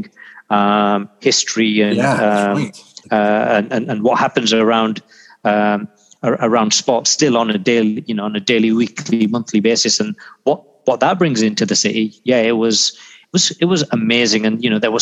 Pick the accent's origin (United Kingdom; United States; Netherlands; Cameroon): United Kingdom; Yorkshire and the Humber; moved away; also born or lived in Pakistan / Manchester; I was born in Pakistan. I grew up in Yorkshire. I'd spent the majority of my life there